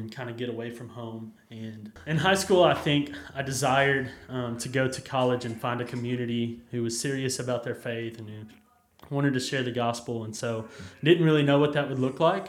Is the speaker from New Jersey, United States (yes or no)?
no; Jacksonville, Texas, United States; I grew up in Jacksonville, Texas, just about an hour from here